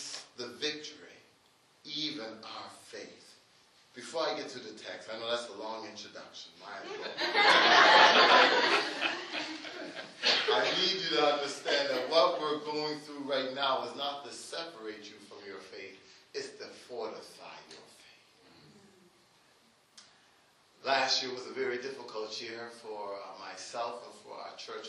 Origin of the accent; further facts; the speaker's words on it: Halifax, Nova Scotia, Canada; I hail from Africville.